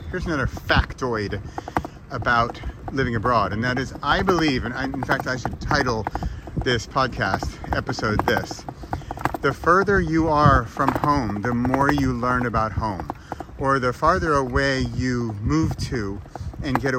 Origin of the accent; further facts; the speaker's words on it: United States; now in Europe; as an American living in Europe